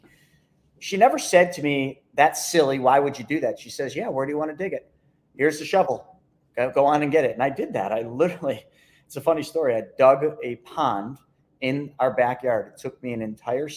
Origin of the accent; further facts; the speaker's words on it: Lockport, New York, United States; I just grew up in a small little town named Lockport, New York